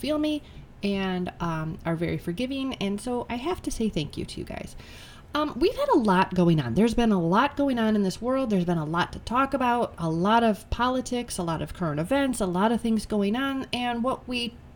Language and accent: English; United States